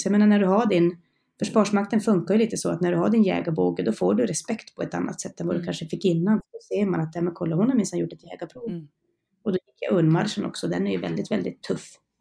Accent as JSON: {"language": "Swedish", "region": "Norrland", "country": "Sweden", "also_born_or_lived": "Karlsborg", "moved": "as an adult", "said": "Jag är en norrlänning så jag hade ju långt hem till mina föräldrar och släkt"}